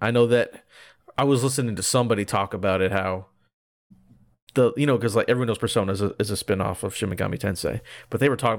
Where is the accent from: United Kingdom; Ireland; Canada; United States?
United Kingdom; I'm British.